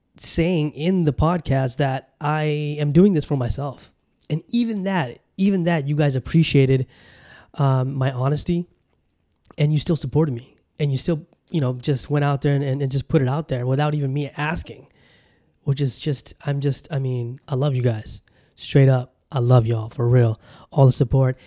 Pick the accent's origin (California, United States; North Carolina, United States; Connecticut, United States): California, United States; Southern; moved away; also born or lived in Bangladesh; growing up in California, you know, in Southern Cali